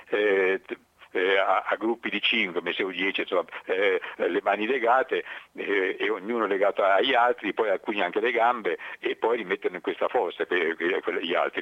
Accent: Gubbio, Umbria, Italy; a noi ci dicono spesso quando i lupi di Gubbio

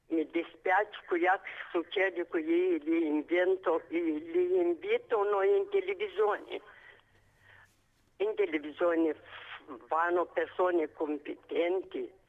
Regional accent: Moldova; Italian is a second language; moved away as an adult; now in Padua, Italy; io sono moldava.

